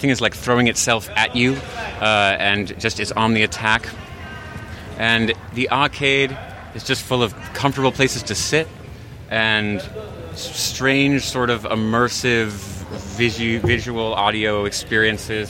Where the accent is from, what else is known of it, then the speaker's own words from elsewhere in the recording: Providence, Rhode Island, United States; I'm from Providence, Rhode Island.